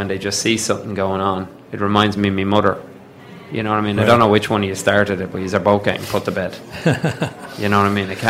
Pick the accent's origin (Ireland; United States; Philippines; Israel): Ireland; Dublin, Leinster; Like, Dublin, and I'm from Dublin